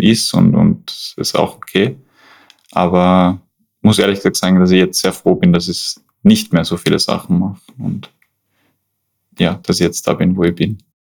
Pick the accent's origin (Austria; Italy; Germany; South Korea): Austria; Schladming, Styria; moved away as an adult; now in Vienna, Austria; ich komme eigentlich aus Schladming, aus den steirischen Bergen. Bin aber mittlerweile fast 15 Jahre schon in Wien